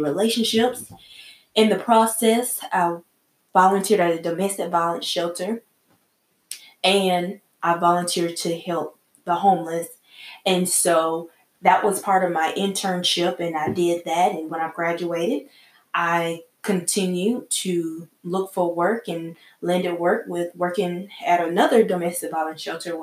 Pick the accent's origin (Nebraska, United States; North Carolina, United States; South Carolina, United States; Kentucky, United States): South Carolina, United States; I'm from South Carolina